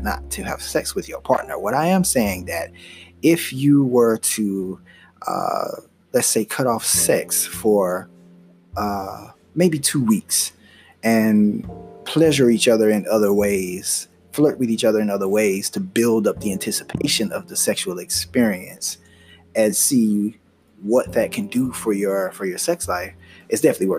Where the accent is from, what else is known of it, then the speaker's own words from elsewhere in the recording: United States; I am Black American